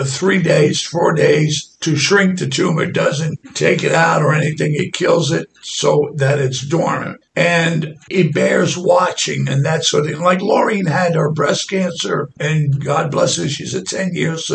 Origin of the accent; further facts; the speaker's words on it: New York City, New York, United States; I come from Brooklyn, New York